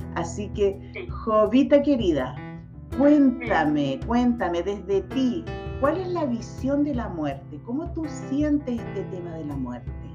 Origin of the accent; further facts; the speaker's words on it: Chile; yo soy chilena, nací en Chile